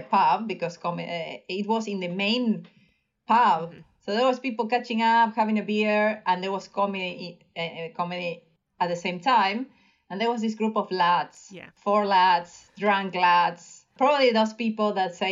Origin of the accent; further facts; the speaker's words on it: Alta Gracia, Córdoba, Argentina; now in London, United Kingdom; I'm originally from Argentina. I was born in a hospital in front of an ice cream shop in Alta Gracia